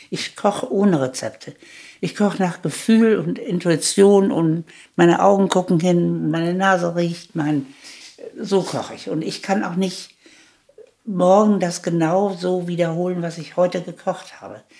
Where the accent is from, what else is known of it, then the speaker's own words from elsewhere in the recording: Gelsenkirchen, North Rhine-Westphalia, Germany; born there; ich wurde 1938 in Gelsenkirchen geboren